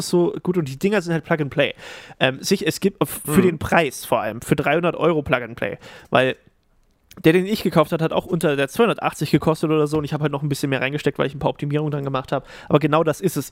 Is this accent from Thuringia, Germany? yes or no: yes; Thuringia, Germany; ich als Thüringer